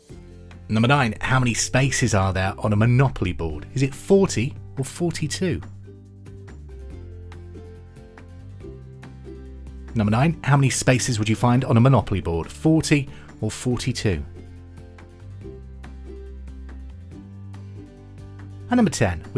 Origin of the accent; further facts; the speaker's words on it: United Kingdom; I'm British